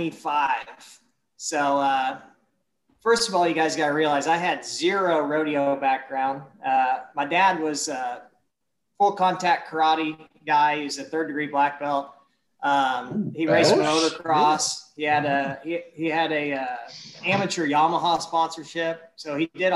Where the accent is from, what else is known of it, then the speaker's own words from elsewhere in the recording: Kansas City, Missouri, United States; also born or lived in Shawnee Mission, Kansas; born and raised in Missouri, you know, up around the Kansas City area